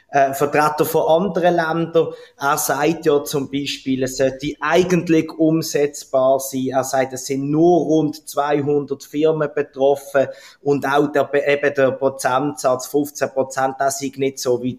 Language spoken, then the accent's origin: German; Basel, Basel-Stadt, Switzerland; zuerst mal möchte ich sagen, dass du natürlich meine Heimatstadt ganz grandios ausgesprochen hast.